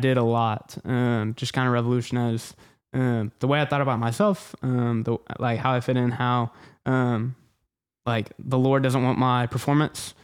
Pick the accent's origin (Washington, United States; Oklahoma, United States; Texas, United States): Texas, United States; The Woodlands; Houston. So, North Houston, the Woodlands